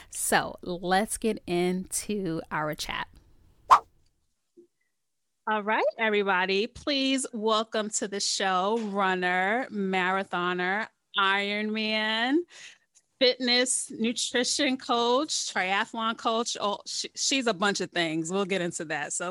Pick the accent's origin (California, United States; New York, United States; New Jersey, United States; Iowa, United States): New York, United States; Bronx; in Bronx. Bronx. I'm from the Bronx.